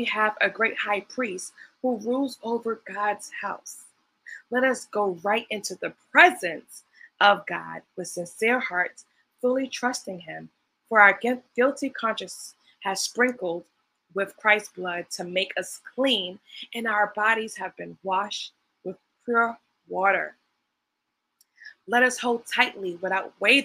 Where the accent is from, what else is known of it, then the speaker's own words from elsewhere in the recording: New York City, New York, United States; I'm from Brooklyn, New York